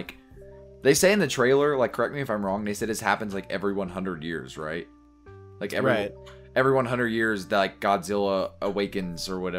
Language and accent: English; Kentucky, United States; I'm from Kentucky. We're historically a border state.